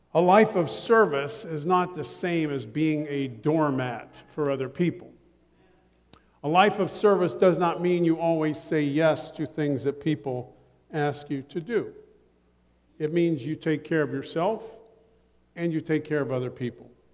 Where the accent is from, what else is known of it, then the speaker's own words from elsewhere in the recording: Ohio, United States; I'm from Ohio, so we wash things in the blood